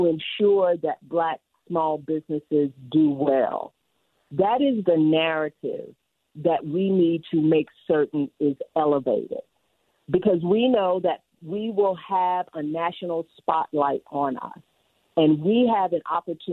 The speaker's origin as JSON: {"language": "English", "region": "Louisiana", "country": "United States", "moved": "yes", "lives_now": "Utah, United States", "said": "I'm a girl from Louisiana, spend a lot of time in New Orleans"}